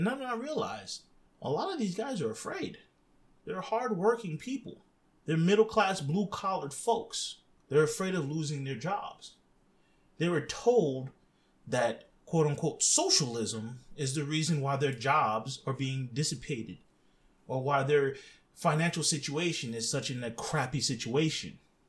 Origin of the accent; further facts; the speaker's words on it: Lebanon; I've watched a lot of my friends that I grew up with in Lebanon become radicalized.